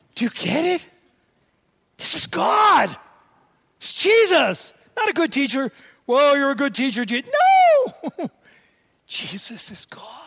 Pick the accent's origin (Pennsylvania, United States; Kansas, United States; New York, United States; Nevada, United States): New York, United States; New York City; I was born and raised in New York City